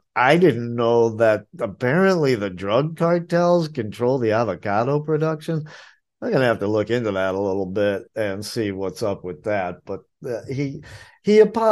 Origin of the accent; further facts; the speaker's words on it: New England, United States; now in Asheville, United States; I'm from New England